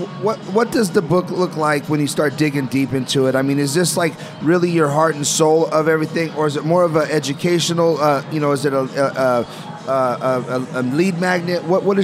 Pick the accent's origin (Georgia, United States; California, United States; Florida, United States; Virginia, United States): California, United States; Los Angeles; I grew up in Los Angeles in a very cultural deprived area.